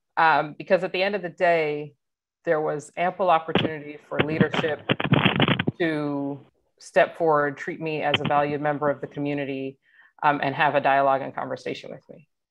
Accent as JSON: {"language": "English", "town": "Atlanta", "region": "Georgia", "country": "United States", "tie": "born or raised there", "moved": "as an adult", "said": "I grew up in Atlanta, Georgia, was recruited from Atlanta"}